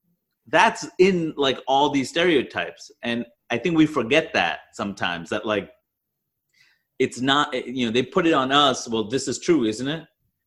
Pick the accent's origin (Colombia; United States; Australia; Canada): Canada; I'm Canadian.